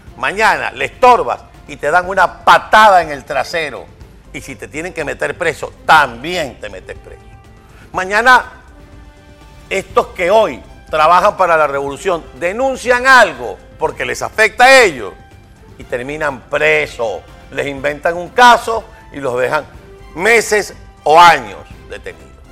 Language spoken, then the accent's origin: Spanish; Venezuela; en Venezuela estamos en circunstancias parecidas